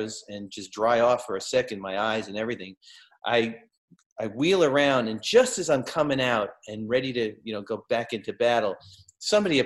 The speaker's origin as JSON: {"language": "English", "town": "New York City", "region": "New York", "country": "United States", "tie": "born or raised there", "moved": "as an adult", "said": "I grew up in Brooklyn."}